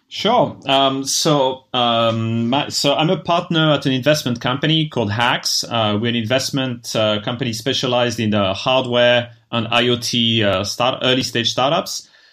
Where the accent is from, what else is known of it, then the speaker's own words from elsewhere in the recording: France; moved away as an adult; also born or lived in Japan; I'm originally from France, and when I graduated, I wasn't too excited about working in France